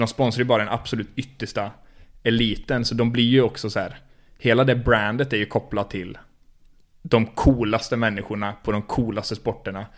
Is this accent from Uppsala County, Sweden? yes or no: no; Skövde, Västra Götaland, Sweden; Jag är uppvuxen i Skövde, eller i Stöpen